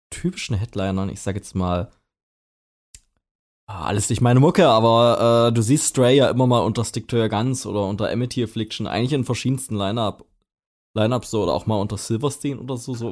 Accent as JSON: {"language": "German", "region": "East Germany", "country": "Germany", "said": "Ich finde irgendwie bei uns im Osten"}